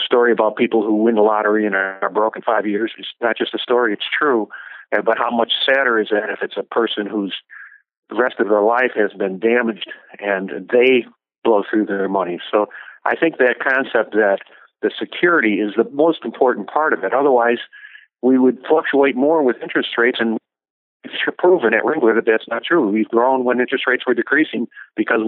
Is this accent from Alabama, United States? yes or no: no; Chicago, Illinois, United States; one of my fellow Chicagoans